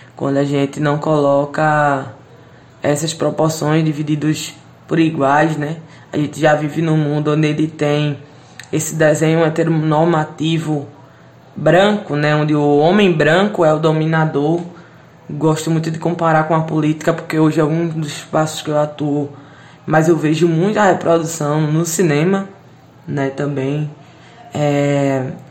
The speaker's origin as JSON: {"language": "Portuguese", "town": "Recife", "region": "Pernambuco", "country": "Brazil", "tie": "born or raised there", "said": "Eu sou da favela do Totó, né? Cineasta periférica."}